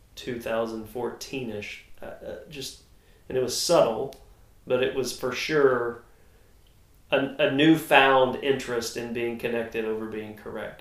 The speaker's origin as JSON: {"language": "English", "region": "North Texas", "country": "United States", "said": "I'm a redneck from North Texas"}